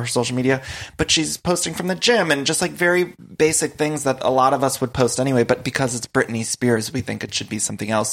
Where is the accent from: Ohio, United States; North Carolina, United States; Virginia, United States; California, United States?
Ohio, United States; growing up in Ohio